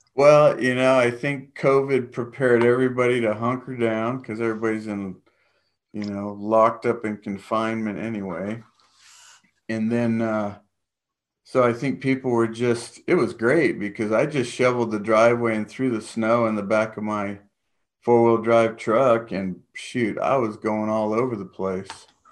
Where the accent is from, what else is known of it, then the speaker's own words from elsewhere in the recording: San Diego, California, United States; moved away as an adult; also born or lived in Guam / Los Angeles / Big Bear; now in Texas, United States; spent most of my life, um, in San Diego.